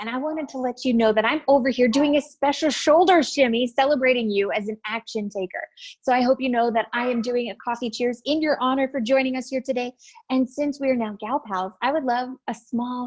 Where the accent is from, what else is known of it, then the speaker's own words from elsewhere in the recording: Canada; accent: Canadian; I guess I have an accent. I'm Canadian